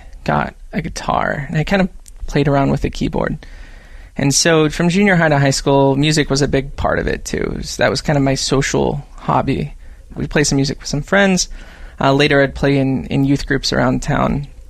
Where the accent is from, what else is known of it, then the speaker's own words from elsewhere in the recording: Paradise, California, United States; I grew up in the foothills of Northern California. A town called Paradise near Chico. So kind of foothills in the valley.